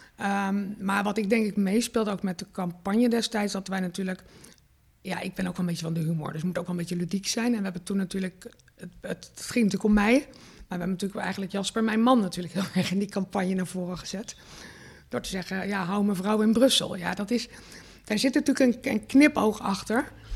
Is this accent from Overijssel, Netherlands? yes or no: no; Rotterdam, South Holland, Netherlands; ik natuurlijk echt wel mezelf neer ook zet eh, terecht als een Rotterdamse.